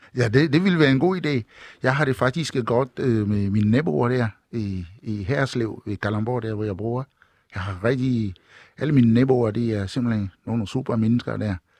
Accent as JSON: {"language": "Danish", "country": "Togo", "tie": "born or raised there", "also_born_or_lived": "Kalundborg / Ringsted", "moved": "yes", "lives_now": "Denmark", "said": "fra min barndom i Togo, Vestafrika"}